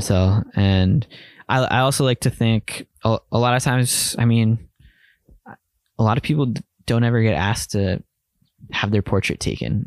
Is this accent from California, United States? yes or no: no; Bethlehem, Pennsylvania, United States; now in New York, United States; where I grew up in Bethlehem, Pennsylvania